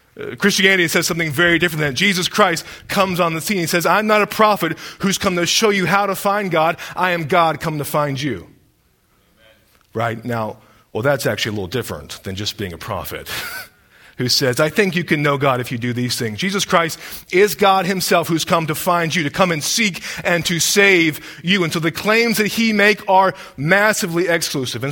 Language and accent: English; Deep South, United States; growing up in the Deep South